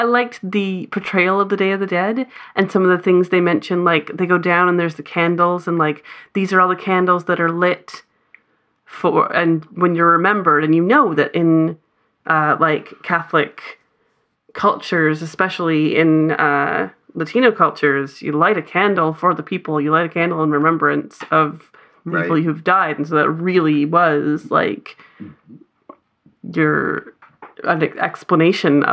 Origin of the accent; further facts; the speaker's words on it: Canada; as a Canadian